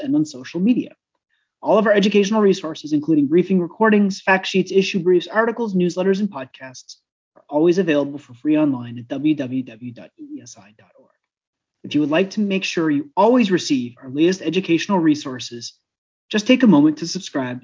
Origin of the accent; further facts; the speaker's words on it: Vermont, United States; I grew up in Vermont